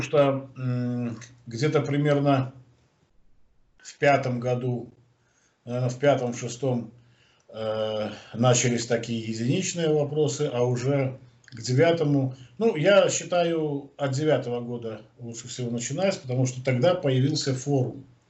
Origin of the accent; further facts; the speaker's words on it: Belarus; мы из Беларуси